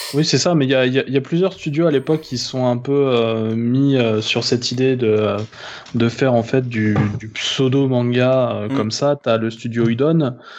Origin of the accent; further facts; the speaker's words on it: France; chez nous en France